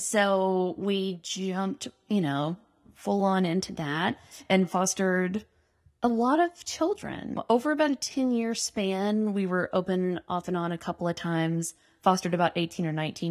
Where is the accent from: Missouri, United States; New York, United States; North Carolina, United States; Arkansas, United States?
Arkansas, United States; Russellville; I grew up in Russellville